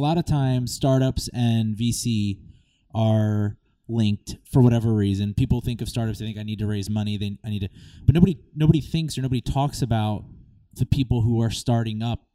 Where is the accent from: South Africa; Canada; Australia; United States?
United States; Philadelphia, Pennsylvania; moved away; I'm from Philadelphia